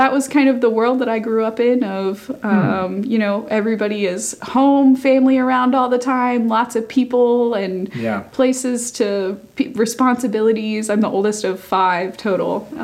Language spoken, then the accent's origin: English; Chesterfield, Virginia, United States; moved away as an adult; also born or lived in North Carolina; I grew up just south of Richmond